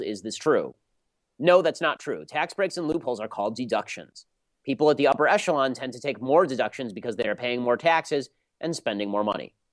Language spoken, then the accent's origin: English; Los Angeles, California, United States; I'm from Los Angeles, literally my entire life. I've lived in L.A. my entire life